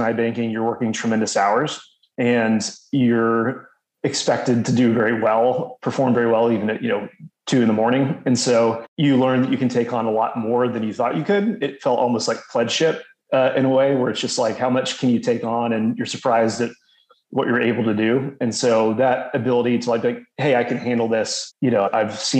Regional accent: Houston, Texas, United States; also born or lived in New Orleans, Louisiana / Waco, Texas / Dallas, Texas; but my parents quickly moved to Houston 6 months later. I grew up in Houston

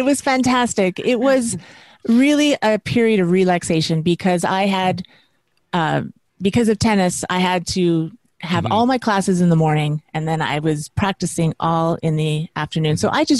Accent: West Coast, United States; now in New York, United States; I moved to New York, New York City, which I'm from the West Coast, is completely different. And I really hadn't been to the East Coast, so I didn't know what to expect.

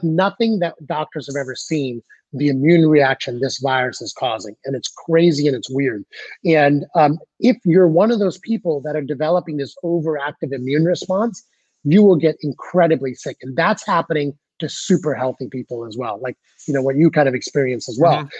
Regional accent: United States

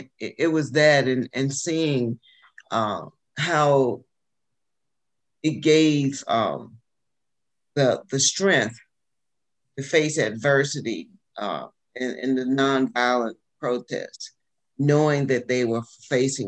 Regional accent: Alabama, United States; moved away as an adult; also born or lived in Washington, D.C. / North Carolina / Detroit; I'm from Alabama.

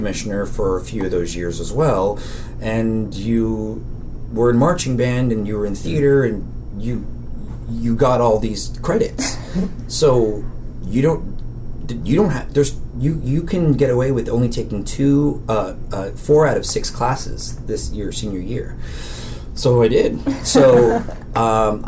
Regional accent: Daly City, California, United States; I'm from San Francisco, and it wasn't until my senior year of high school did I really feel aware of the world outside of Daly City

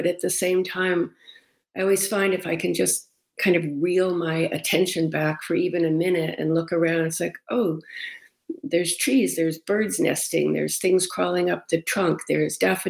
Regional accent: Massachusetts, United States; also born or lived in Rochester, United States; I grew up on Cape Cod and lived in Massachusetts for a while, but I lived in Rochester a lot for a long time

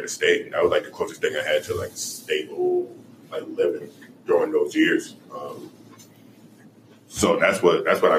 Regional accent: New York City, New York, United States; now in Kansas City, United States; I grew up in Far Rockaway

